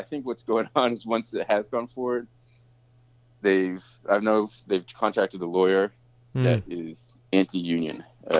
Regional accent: Australia; accent: American; now in United States; My background, I mean, I have an American accent and I sound like an American, but I grew up in Australia. I worked in Australia for a long time and there's a lot of labor protection there.

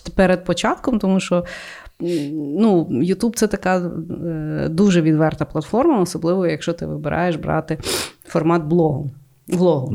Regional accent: Ukraine; я українка

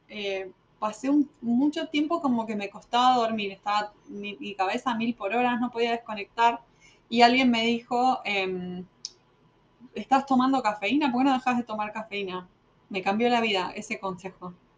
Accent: Argentina; moved away as an adult; also born or lived in Buenos Aires; now in United States; siempre sufrí en toda mi adolescencia en Argentina

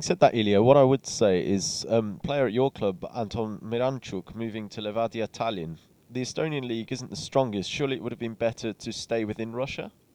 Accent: England, United Kingdom

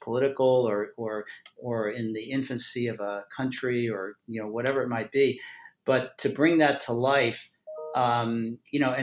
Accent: Maryland, United States; I'm from Maryland.

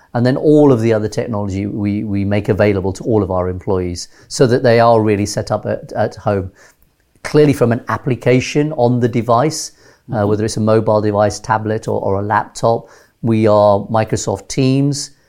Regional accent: London, United Kingdom; moved away as an adult; also born or lived in Nairobi, Kenya / Teesside, North Yorkshire / Switzerland / Gujarat, India (ancestry); at age six, uh, we came to London

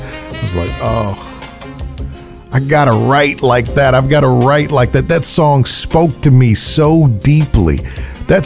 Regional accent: Milwaukee, Wisconsin, United States; When I was growing up in Milwaukee, Wisconsin, Friday nights I would be alone.

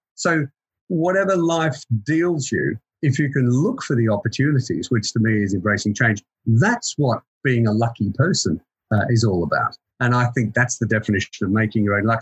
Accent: Queensland, Australia; moved away as an adult; also born or lived in Melbourne, Victoria, Australia; now in United Kingdom; I'm Australian, so I was born in in Melbourne. I've been here for about 21 years. Uh, I went to school in Queensland

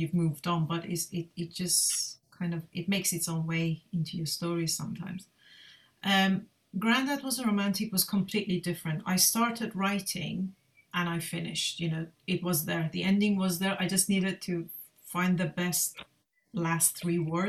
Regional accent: Iran; moved away as an adult; now in United Kingdom; I've been living in the UK for over 20 years now, so I am definitely a British Iranian British

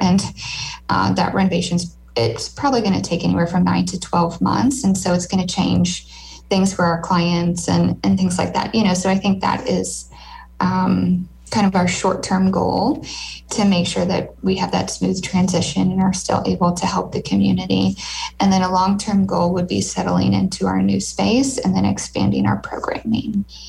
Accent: Lincoln, Nebraska, United States; my hometown, Lincoln

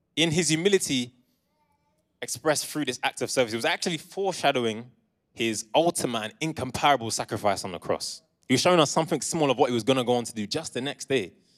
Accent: Essex and London, East of England, United Kingdom; moved away as an adult; now in Coventry, United Kingdom; I was raised in Essex and in London, but I came here for uni in twenty fourteen and I've been here since

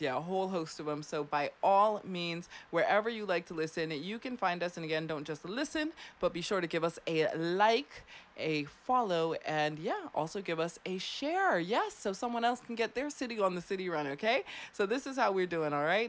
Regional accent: Clearwater, Florida, United States; also born or lived in Germany; I grew up in Clearwater, Florida

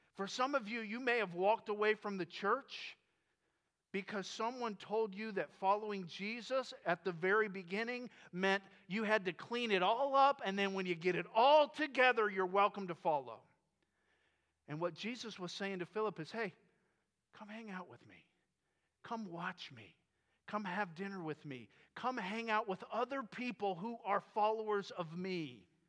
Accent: Florida, United States; moved away as an adult; I grew up in Florida

